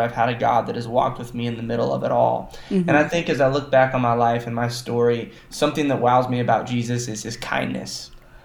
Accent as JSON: {"language": "English", "town": "Joplin", "region": "Missouri", "country": "United States", "tie": "born or raised there", "said": "I was born in Joplin, Missouri, and I was raised always going to church"}